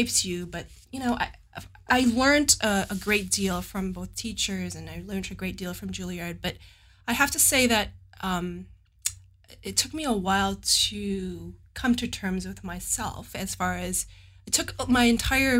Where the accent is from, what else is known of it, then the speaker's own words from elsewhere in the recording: Edmonton, Alberta, Canada; moved away as an adult; now in San Jose, United States; I'm from Edmonton